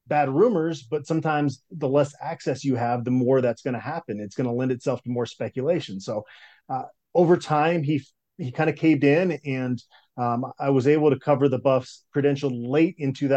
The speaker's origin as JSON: {"language": "English", "town": "Phoenix", "region": "Arizona", "country": "United States", "tie": "born or raised there", "also_born_or_lived": "Minneapolis, Minnesota", "said": "So I was born in Minneapolis. We moved to the Phoenix area when I was going into sixth grade. So I kind of have Midwestern roots. That's where a lot of my family's from, but spent a lot of my childhood in the Arizona area"}